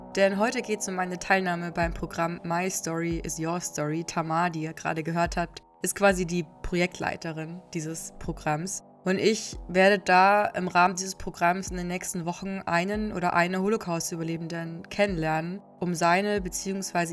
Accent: Germany; ich und wir als Deutsche

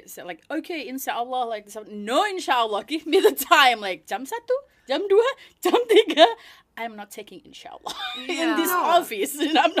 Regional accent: Indonesia; 100% Indonesian.

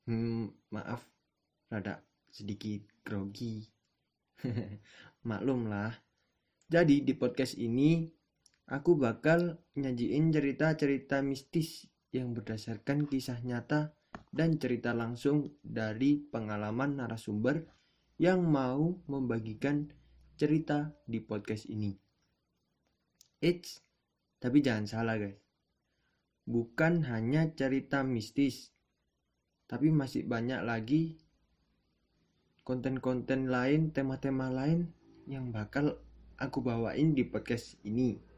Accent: Malang, East Java, Indonesia; accent: Javanese (medok); Jadi aku ini asli orang Jawa. Rumahku di Malang.

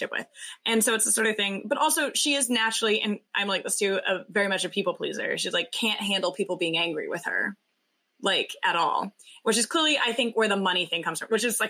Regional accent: the South, United States; we grew up in the South in very Christian homes

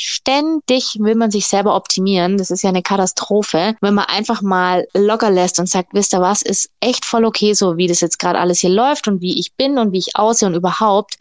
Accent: Augsburg, Bavaria, Germany; now in Stuttgart, Germany; in meiner Heimatstadt Augsburg

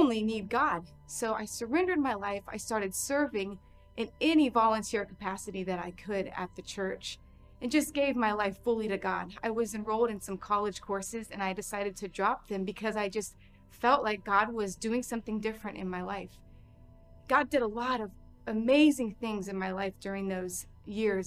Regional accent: Largo, Florida, United States; I ended up finding a really awesome church in my hometown of Largo, Florida

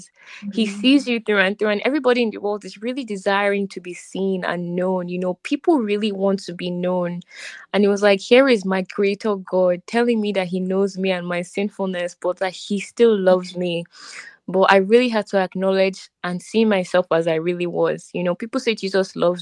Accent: Nigeria; we're from Nigeria

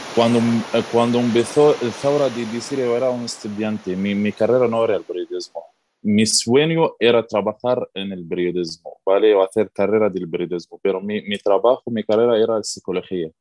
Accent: Syria; Spanish is a second language; moved away as an adult; also born or lived in Turkey; now in Madrid, Spain; yo soy periodista de Siria

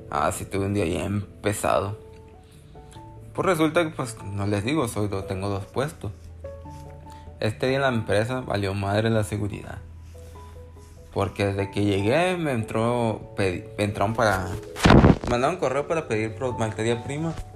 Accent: Culiacán, Sinaloa, Mexico; soy de Culiacán, Sinaloa, si no, si no sabían. México.

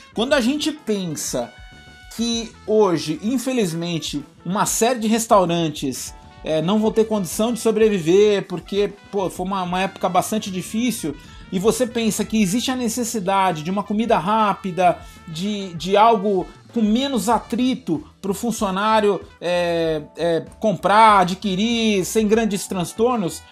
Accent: Brazil; nós, como brasileiros

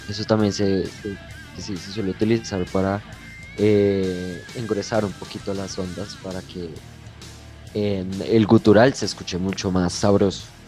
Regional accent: Bogotá, Colombia; tengo 19 años, vengo de la ciudad de Bogotá

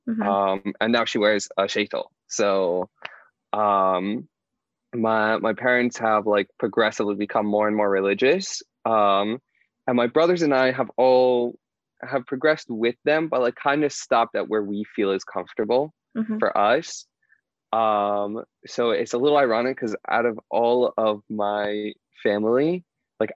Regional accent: Indianapolis, Indiana, United States; moved away; also born or lived in Pittsburgh / Israel; I grew up in Indianapolis, Indiana, in America

